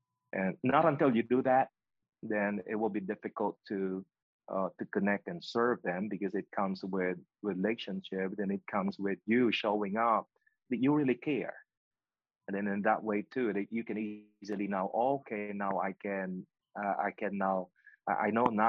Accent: Pennsylvania, United States; now in Nashville, United States; Pennsylvania Convention, BRN, is always my home state. That will never change. I've been here for 2 years anyway. 2 years only here in Nashville, Tennessee. So I always refer to Pennsylvania my home state.

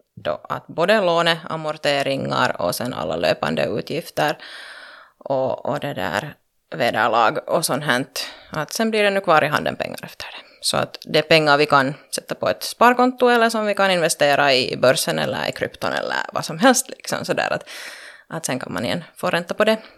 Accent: Loviisa, Uusimaa, Finland; also born or lived in Pernå; jag har växt upp så att säga i Lovisa-regionen

